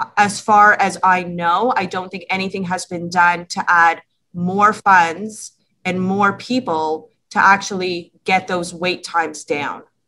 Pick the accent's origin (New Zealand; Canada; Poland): Canada; Toronto, Ontario; we're both from Toronto, families are here